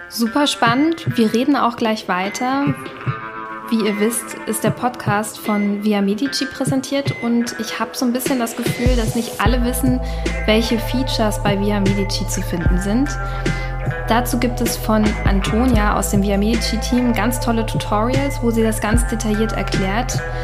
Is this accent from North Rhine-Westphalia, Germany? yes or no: no; Berlin, Germany; ich bin ja selber Berlinerin